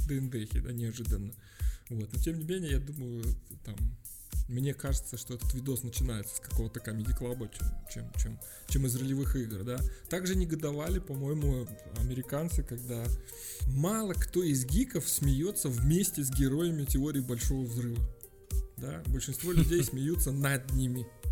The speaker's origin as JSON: {"language": "Russian", "region": "Minsk", "country": "Belarus", "said": "когда говорил откуда ты, я говорил из Минска"}